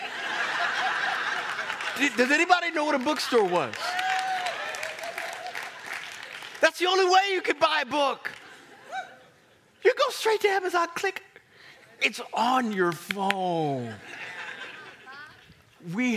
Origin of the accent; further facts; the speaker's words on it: Kansas, United States; now in Virginia, United States; I come from Kansas